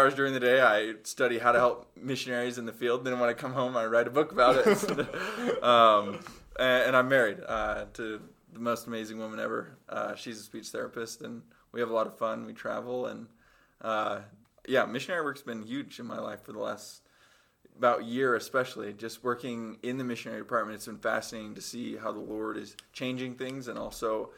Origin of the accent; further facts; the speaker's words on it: Cottonwood Heights, Utah, United States; I was born in Cottonwood Heights, Utah. It's just right outside of Salt Lake.